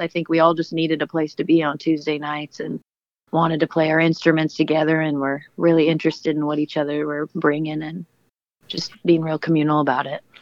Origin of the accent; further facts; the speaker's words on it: Portland, Oregon, United States; Joe and I actually are born and raised in Portland, so we know the city fairly well